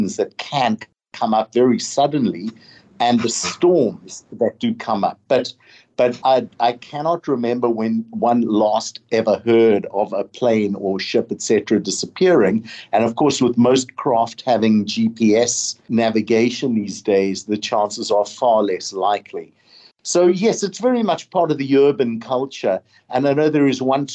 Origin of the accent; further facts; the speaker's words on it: Durban, KwaZulu-Natal, South Africa; moved away as an adult; now in Bermuda; my hometown of Durban